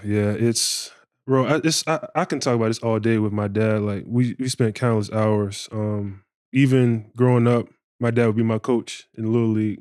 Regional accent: Bartow, Florida, United States; where I'm from, I'm from Central Florida

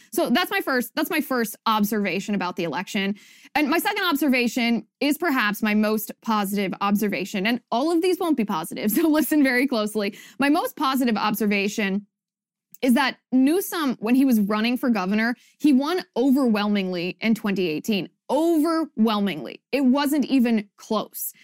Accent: Ohio, United States; moved away; my home state of Ohio

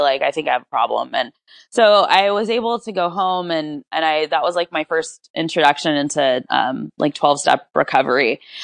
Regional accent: Rancho Cucamonga, California, United States; I was born and raised in Rancho Cucamonga, which is a suburb in Southern California

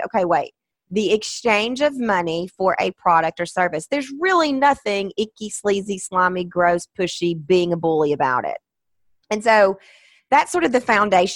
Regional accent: the South, United States; I'm from the South

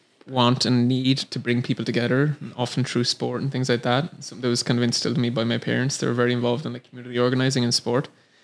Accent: southeast Ireland, Ireland; accent: Irish; moved away as an adult; now in San Francisco, United States; I'm from Ireland

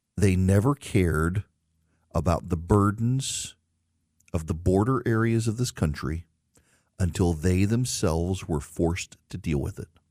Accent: Georgia, United States; in my home state of Georgia

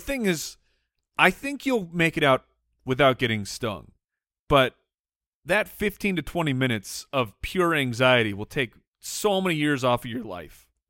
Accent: Arizona, United States; we grew up in Arizona

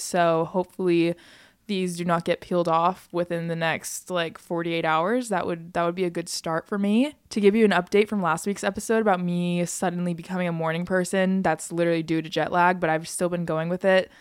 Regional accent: United States; I'm an American and I'm from America

